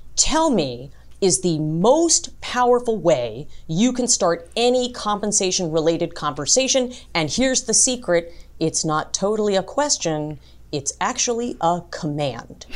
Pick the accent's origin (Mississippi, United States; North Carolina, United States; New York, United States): New York, United States; New York City; I was born in Brooklyn